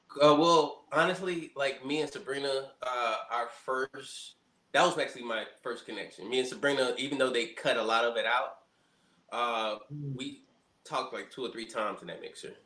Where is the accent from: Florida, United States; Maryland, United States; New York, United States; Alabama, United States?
Alabama, United States; Montgomery; moved away as an adult; also born or lived in Birmingham, Alabama; now in Washington, D.C., United States; So I spent most of my life in Birmingham, Alabama, but I grew up in Montgomery, Alabama.